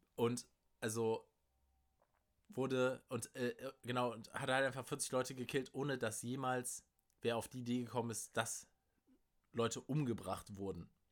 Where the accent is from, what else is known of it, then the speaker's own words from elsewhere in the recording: Germany; als Deutscher